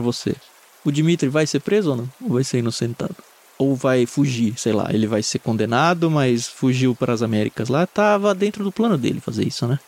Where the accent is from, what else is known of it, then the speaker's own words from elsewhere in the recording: Jundiaí, São Paulo, Brazil; Quando eu era adolescente, eu cresci em Jundiaí